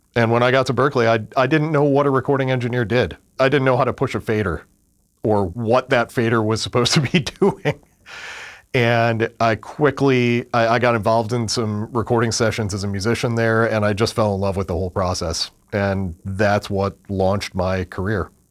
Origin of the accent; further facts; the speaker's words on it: Western New York State, United States; moved away; I grew up in a tiny little farming town in Western New York State about thirty miles east of Niagara Falls, forty-five miles north of Buffalo